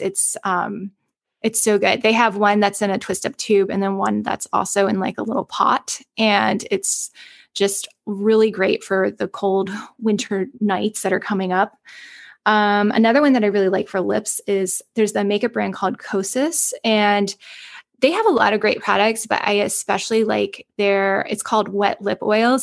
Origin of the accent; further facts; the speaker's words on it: the South, United States; I'm from the South.